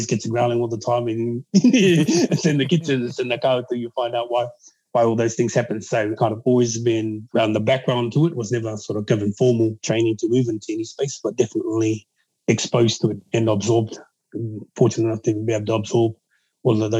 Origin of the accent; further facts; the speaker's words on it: Auckland, New Zealand; also born or lived in Waiuku / Pukekohe / Hokianga; born and bred in the south side of Auckland